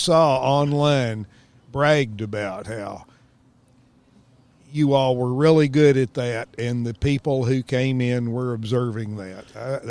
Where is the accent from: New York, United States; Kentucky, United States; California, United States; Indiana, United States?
Kentucky, United States; moved away; I grew up in Kentucky.